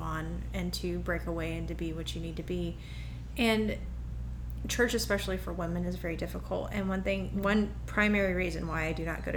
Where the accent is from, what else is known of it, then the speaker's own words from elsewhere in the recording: the South, United States; as a Southerner